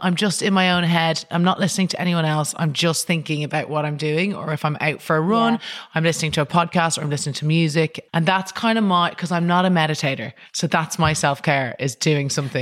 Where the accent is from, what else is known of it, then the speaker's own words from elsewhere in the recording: Ireland; I think even as an Irish person